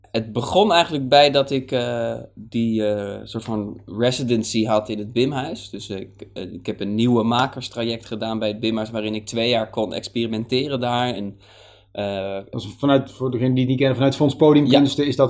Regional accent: Hoorn, North Holland, Netherlands; die was een keer in Horen, want ik kom uit Horen, daar ben ik opgegroeid.

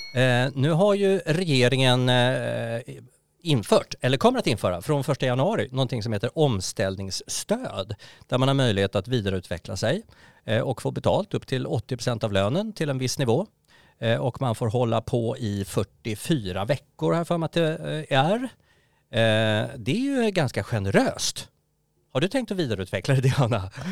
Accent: Sweden; vi svenskar

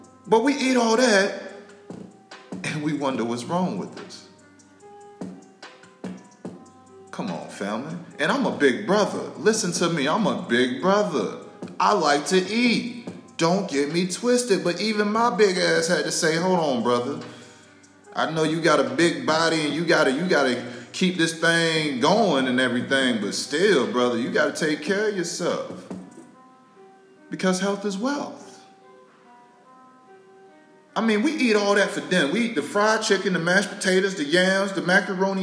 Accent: Tallahassee, Florida, United States; I'm from North Florida, family. Don't get my Florida mixed up with Miami. Hell, you can't even get my Florida mixed up with Tampa. I'm from North Florida, Tally Hole

